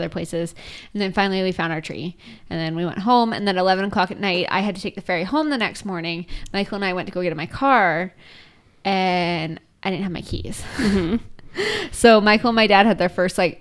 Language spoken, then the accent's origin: English; British Columbia, Canada; we're from Cowichan